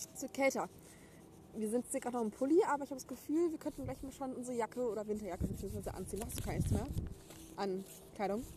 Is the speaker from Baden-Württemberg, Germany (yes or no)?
no; Gütersloh, North Rhine-Westphalia, Germany; ich komme aus Gütersloh